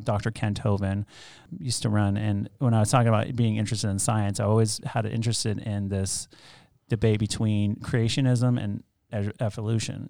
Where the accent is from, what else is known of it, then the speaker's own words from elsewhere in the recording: Arizona, United States; now in Asheville, United States; growing up in Arizona, like you don't ha-, you don't have that many churches